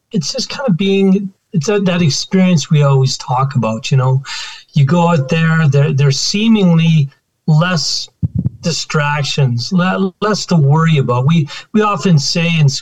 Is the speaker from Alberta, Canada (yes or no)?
yes; Alberta, Canada; also born or lived in Saskatchewan; I was born in Saskatchewan and been in Alberta all my life.